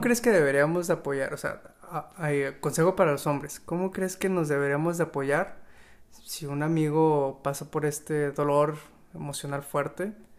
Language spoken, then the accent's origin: Spanish; Mexico; hablando como mexicano